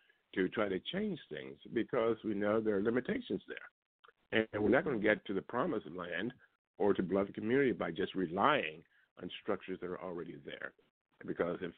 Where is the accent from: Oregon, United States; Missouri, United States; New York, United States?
Missouri, United States; Liberty; moved away; also born or lived in Kansas City; my hometown, Liberty, Missouri, where I grew up